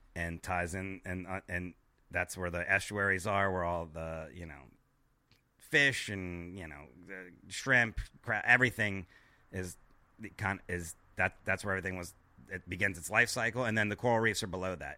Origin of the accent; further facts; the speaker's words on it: Miami, Florida, United States; I'm from Miami, Florida